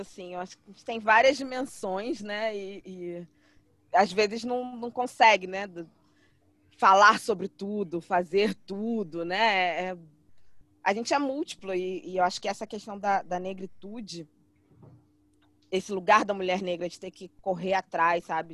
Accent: Rio de Janeiro, Brazil; moved away as an adult; now in São Paulo, Brazil; Eu sou carioca, morava no Rio, minha família inteira é do Rio

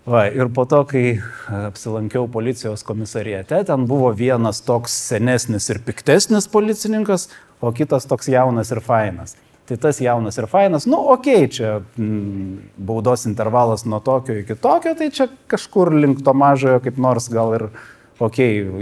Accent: Klaipėda, Klaipėda County, Lithuania; Aš čia beje augau Klaipėdoje, kas nežino, tai aš vietinis.

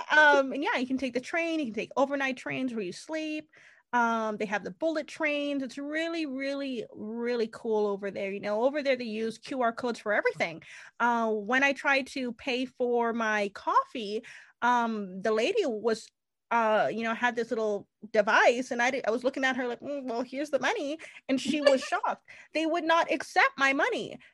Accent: Canada; I am Canadian

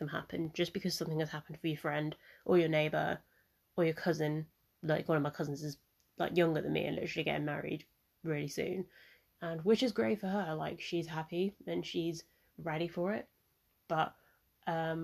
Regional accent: Mauritius; I'm from Mauritius

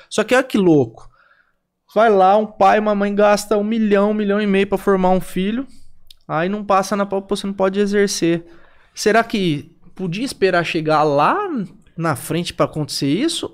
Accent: interior of São Paulo, Brazil; moved away; eu sou de São Paulo, sou do interior de São Paulo. Um dos motivos que eu não quis ficar lá em São Paulo foi por conta disso

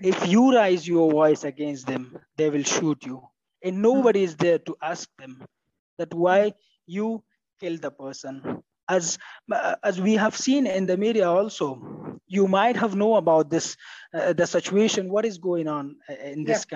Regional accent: Nangarhar, Afghanistan; also born or lived in New Delhi, India; I am from Nangarhar province.

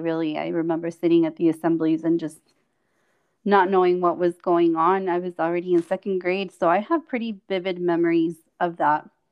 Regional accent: Chihuahua, Mexico; first language Spanish; English is a second language; also born or lived in California, United States; I grew up in Mexico most of my formative years.

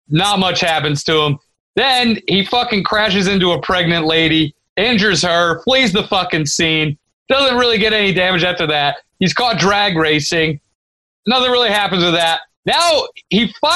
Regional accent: Indiana, United States; moved away; I grew up in Indiana.

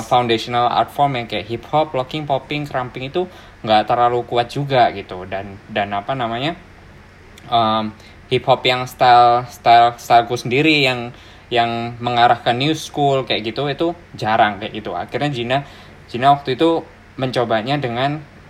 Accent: Surabaya, East Java, Indonesia; born or raised there; moved away as an adult; now in Melbourne, Australia

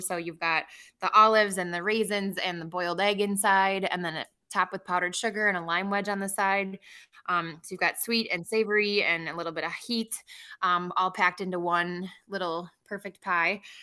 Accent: Milwaukee, Wisconsin, United States; born or raised there; also born or lived in Peru

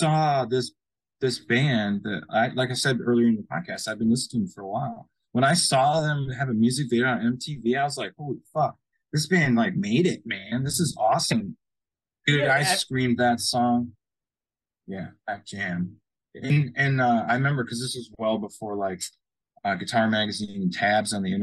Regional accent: Michigan, United States; I'm from Michigan.

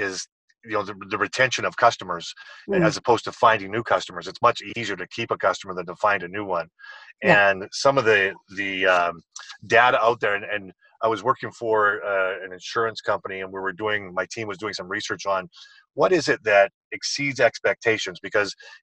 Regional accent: British Columbia, Canada; I'm in Calgary today, but I'm actually from British Columbia on the West Coast

